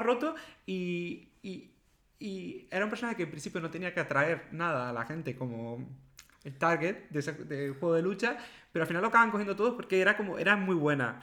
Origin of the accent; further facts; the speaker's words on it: La Palma, Canary Islands, Spain; moved away; cuando vivía en La Palma, de pequeño en Canarias